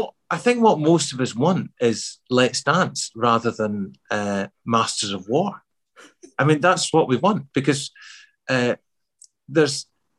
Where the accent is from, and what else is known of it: Glasgow, Scotland, United Kingdom; born or raised there; accent: Glasgow; also born or lived in Midlands, England